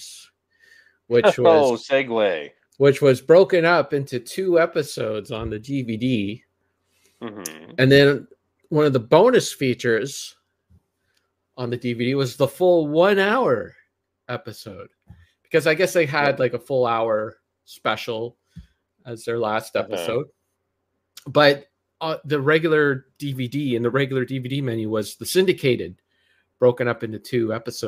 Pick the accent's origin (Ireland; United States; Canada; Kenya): Canada; being Canadian